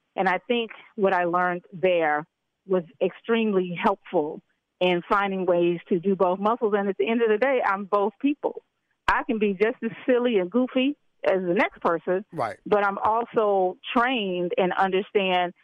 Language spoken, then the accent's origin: English; Memphis, Tennessee, United States; I'm also from Memphis, Tennessee.